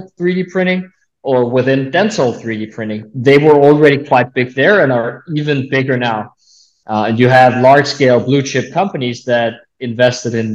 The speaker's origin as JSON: {"language": "English", "area": "a small town north of Copenhagen", "region": "Capital Region of Denmark", "country": "Denmark", "tie": "born or raised there", "moved": "as an adult", "lives_now": "United States", "said": "I grew up in a small town north of Copenhagen, Denmark. That's where I'm from"}